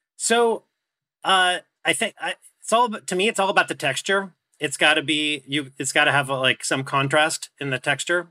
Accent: Orange County, California, United States; I grew up in Orange County

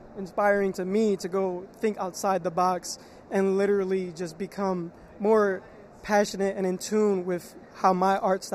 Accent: Philadelphia, Pennsylvania, United States; I am from Philadelphia.

